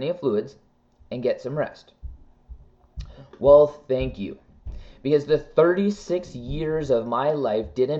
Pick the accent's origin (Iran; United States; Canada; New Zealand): Canada; I am a Canadian